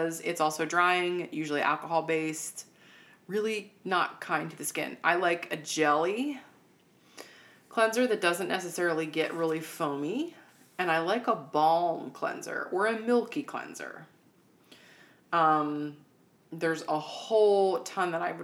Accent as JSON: {"language": "English", "country": "United States", "said": "we in the United States"}